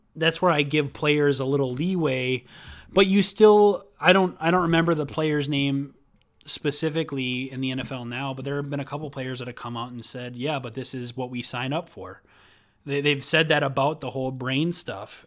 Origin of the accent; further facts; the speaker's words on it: Minnesota, United States; I'm from Minnesota